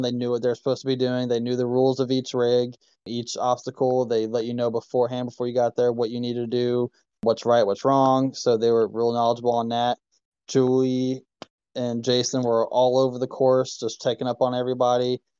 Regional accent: Ohio, United States; now in Kentucky, United States; It's Ohio, that's my state

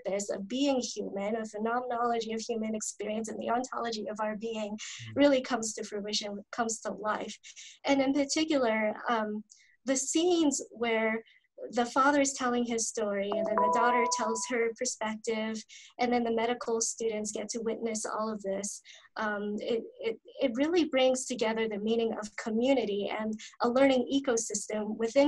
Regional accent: East Coast, United States; moved away as an adult; I was born and raised on the East Coast, and when I moved to the West Coast for graduate studies

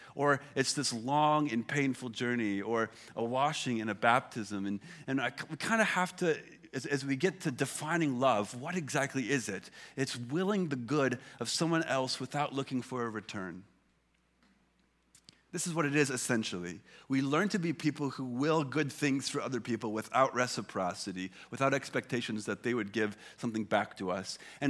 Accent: Illinois, United States; I grew up in Illinois.

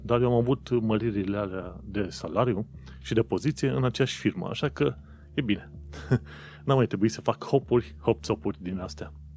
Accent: Romania; moved away as an adult; now in London, United Kingdom

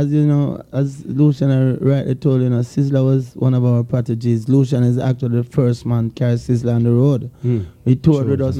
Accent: Jamaica; also born or lived in England; I was born in England still, you know, but I grew up in Jamaica

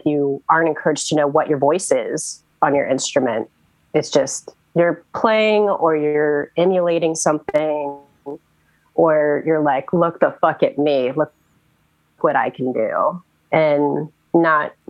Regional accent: Goochland, Virginia, United States; also born or lived in Richmond, Virginia / Chesterfield, Virginia; I grew up in Goochland, which is in between Charlottesville and Richmond.

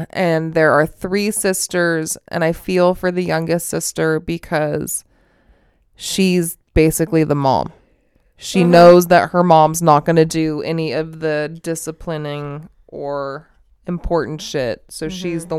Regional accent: Las Vegas, Nevada, United States; And when I was growing up, I grew up in Vegas, blah, blah, blah, blah, blah.

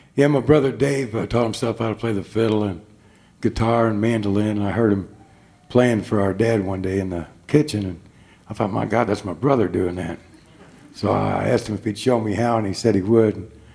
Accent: Chicago, Illinois, United States; Me and my three brothers are all Born and raised in Chicago.

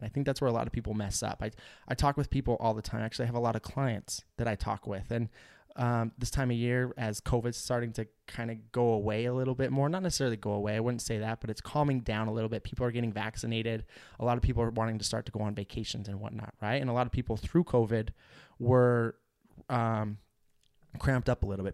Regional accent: United States; Salt Lake City, which was just a couple hours south of my hometown and on the Idaho-Utah border

